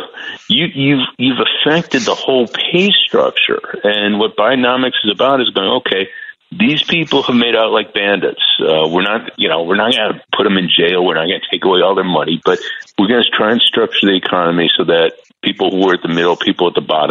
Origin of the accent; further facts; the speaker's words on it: Chicago, Illinois, United States; I'm from the Midwest like you. I'm from Chicago